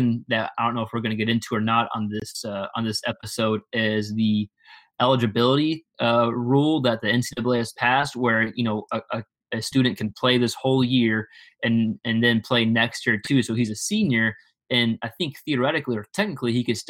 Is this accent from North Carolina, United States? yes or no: no; Texas, United States; growing up in Texas